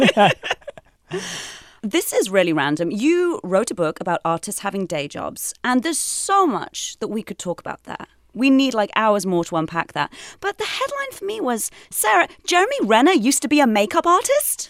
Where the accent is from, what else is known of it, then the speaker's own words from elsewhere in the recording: United Kingdom; now in United States; as a Brit, you know, as an immigrant to this country